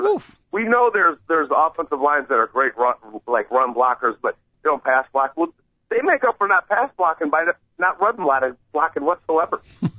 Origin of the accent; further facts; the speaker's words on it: Chicago, Illinois, United States; oh, I'm from Chicago